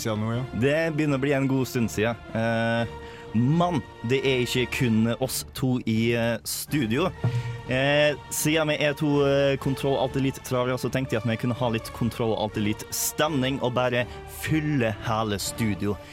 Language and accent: Norwegian; Møre og Romsdal, Norway; accent: Romsdal dialect; jeg er litt glad i dialekten min. Så det å ha en romsdaling til i programmet